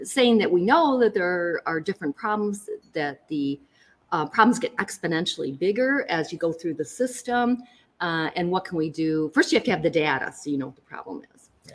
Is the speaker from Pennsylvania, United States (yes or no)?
no; Lansing, Michigan, United States; growing up in Lansing and going to Easter